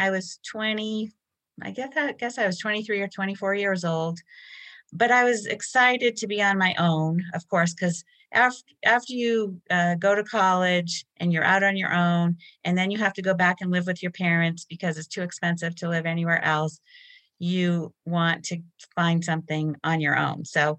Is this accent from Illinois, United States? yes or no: no; Massachusetts, United States; born or raised there